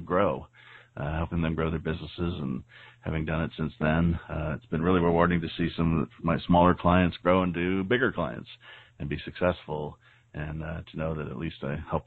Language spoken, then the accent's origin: English; San Diego, California, United States; growing up in San Diego, California.